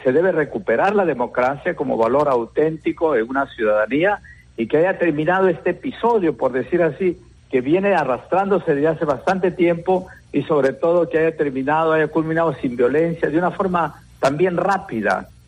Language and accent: Spanish; Peru; también somos ciudadanos peruanos